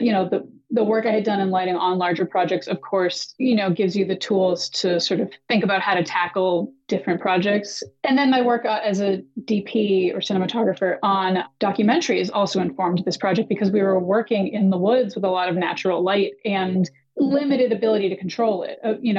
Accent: Boston, Massachusetts, United States; moved away as an adult; also born or lived in New York; I grew up in Boston, moved to New York for undergrad, loved theater and photography in high school

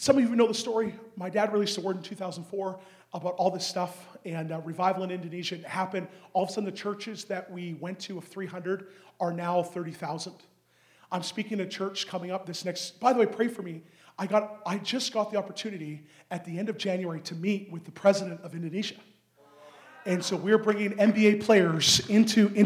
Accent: Canada; I'm Canadian.

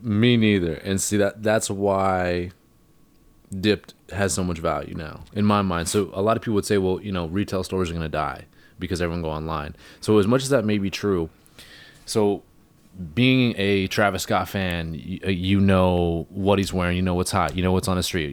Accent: Hornby Island, British Columbia, Canada; I'm from Hornby.

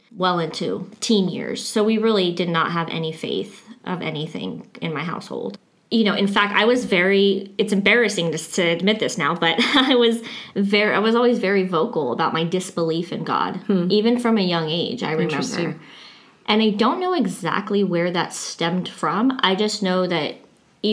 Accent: Riverside, California, United States; I grew up in Riverside, California

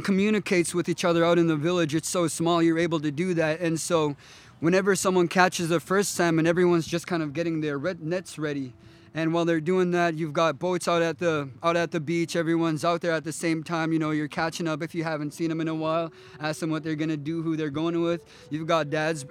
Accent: Toksook Bay, Alaska, United States; I'm originally from Tuksuk Bay. I've got family in Atmatok. That's where my dad's side is, but mainly grew up in Tuksuk Bay, which is southwest part of Alaska

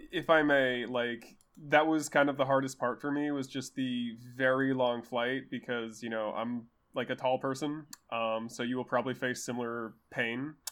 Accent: Bay Area, California, United States; I'm from the Bay Area

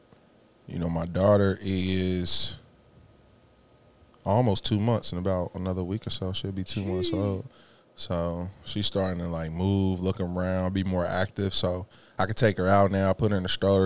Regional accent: Cincinnati, Ohio, United States; from Ohio, Cincinnati from the 513.

